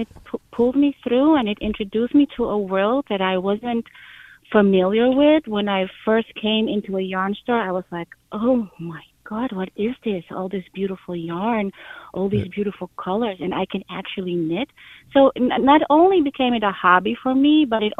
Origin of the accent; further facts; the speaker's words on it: Amsterdam, North Holland, Netherlands; moved away as an adult; now in New York, United States; I'm not from the U.S. I'm from Amsterdam, and I married a New Yorker